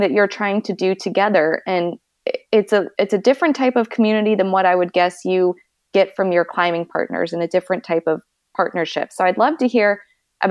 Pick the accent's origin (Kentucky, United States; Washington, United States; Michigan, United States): Kentucky, United States; moved away; also born or lived in Chicago; I grew up in Kentucky, which is warm